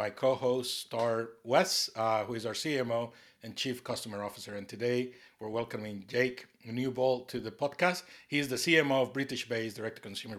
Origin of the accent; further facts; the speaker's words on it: Costa Rica; now in North East England, United Kingdom; I'm from Costa Rica, you know, based here in the Northeast